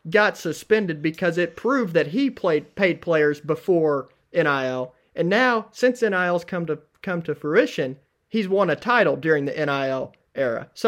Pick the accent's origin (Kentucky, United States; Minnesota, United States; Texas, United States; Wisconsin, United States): Kentucky, United States; Cynthiana; Uh, I'm from Cynthiana, Kentucky.